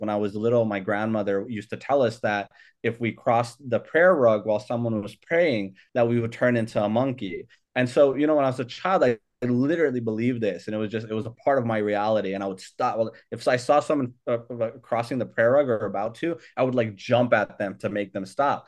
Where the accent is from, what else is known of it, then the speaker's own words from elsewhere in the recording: Hayward, California, United States; also born or lived in Sacramento, California / Logar, Afghanistan; I came here when I was a year and a half. Um, so, uh, so, so I grew up here in, in, uh, in, in the Bay Area, um, uh, at Hayward, California, and then also Sacramento, California